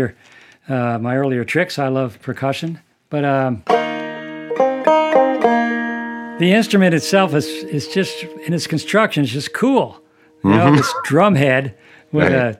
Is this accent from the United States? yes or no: yes; outside of Boston, Massachusetts, United States; I grew up outside of Boston